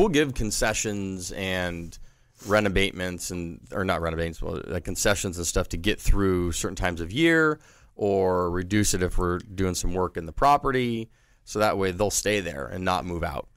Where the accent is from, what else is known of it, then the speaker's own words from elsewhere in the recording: San Diego, California, United States; being born and raised in San Diego